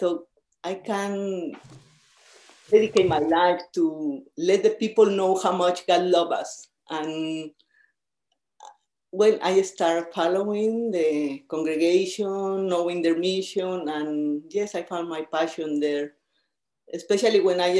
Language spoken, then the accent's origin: English; San Luis Potosí, Mexico; English is a second language; now in Birmingham, United States; I'm originally from Mexico